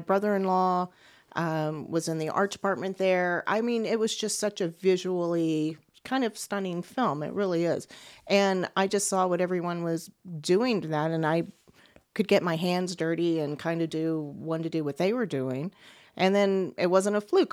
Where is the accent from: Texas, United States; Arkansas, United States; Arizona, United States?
Texas, United States; Beaumont; moved away; I'm from Beaumont, Texas